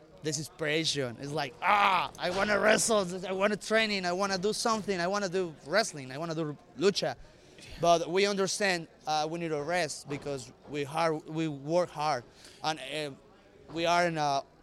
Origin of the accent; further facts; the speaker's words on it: Mexico; English is a second language; because we come from Mexico